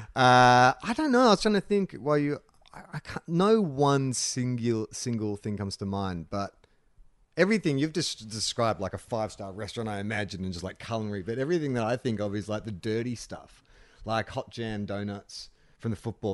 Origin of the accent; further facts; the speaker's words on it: Australia; moved away; also born or lived in Los Angeles; growing up in Australia